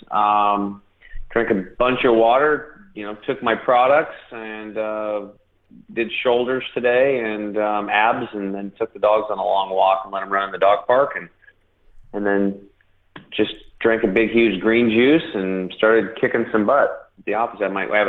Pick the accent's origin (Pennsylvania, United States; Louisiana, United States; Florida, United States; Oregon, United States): Oregon, United States; Eastern; born or raised there